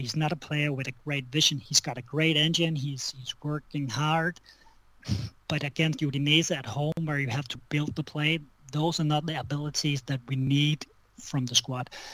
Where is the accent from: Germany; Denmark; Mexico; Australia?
Denmark; I'm from Denmark